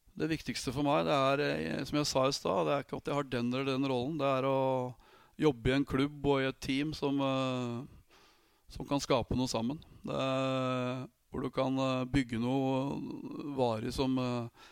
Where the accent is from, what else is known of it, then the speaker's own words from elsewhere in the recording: Vormsund, Akershus, Norway; also born or lived in Austria / Germany / France; jeg er fra Fuvo, en liten klubb, tredjedivisjonsklubb